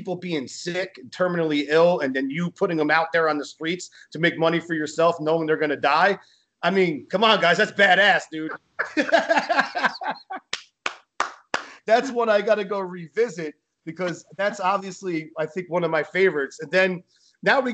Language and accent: English; New Jersey, United States; I'm from Jersey.